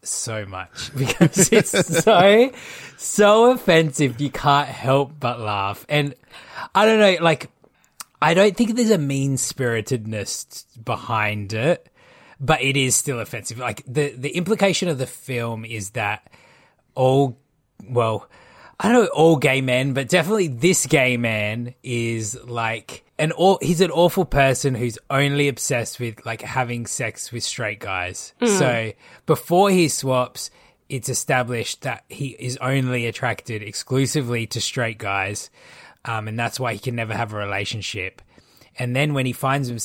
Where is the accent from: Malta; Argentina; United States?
Malta; I'm Maltese